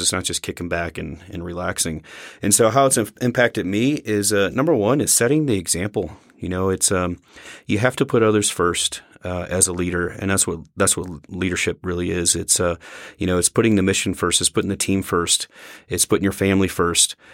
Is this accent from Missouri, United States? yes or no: yes; Missouri, United States; moved away as an adult; leaving my home state of Missouri